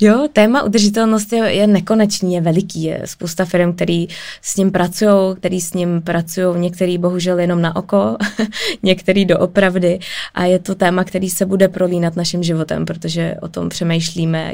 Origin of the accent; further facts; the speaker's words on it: Prague, Czechia; jsem z Prahy